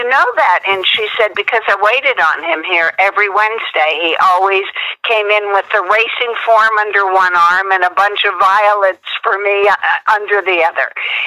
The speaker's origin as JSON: {"language": "English", "town": "St. Louis", "region": "Missouri", "country": "United States", "also_born_or_lived": "East Coast", "moved": "as an adult", "lives_now": "Los Angeles, United States", "said": "I'm originally from St. Louis"}